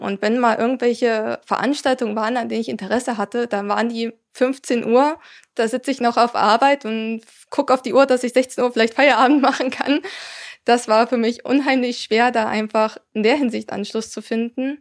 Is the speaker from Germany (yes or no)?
yes; area around Zittau, Saxony, Germany; moved away as an adult; also born or lived in Weimar / Mittelherwigsdorf; Ich bin in der Gegend um Zittau aufgewachsen und habe da auch meinen Schulabschluss gemacht